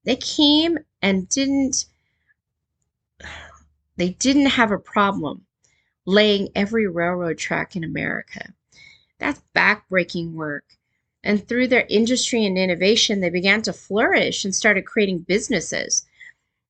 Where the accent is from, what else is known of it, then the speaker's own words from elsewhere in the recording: California, United States; moved away; growing up in California